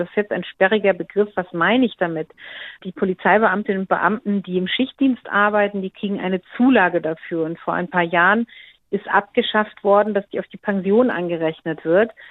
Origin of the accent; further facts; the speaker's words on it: Schwalbach am Taunus, Hesse, Germany; in Schwalbach in meiner Heimatstadt